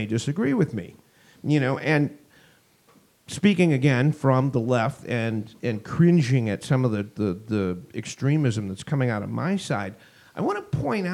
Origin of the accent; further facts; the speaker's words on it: Boston, Massachusetts, United States; moved away as an adult; also born or lived in Southern California; I grew up in the Boston area in the 1970s, early 1980s. When I left Boston, moved to Southern California